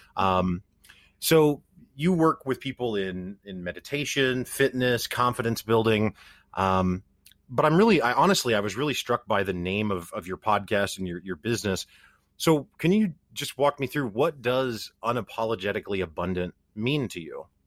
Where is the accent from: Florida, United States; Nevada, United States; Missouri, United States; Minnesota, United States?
Missouri, United States; I'm from the Midwestern United States. I'm from Missouri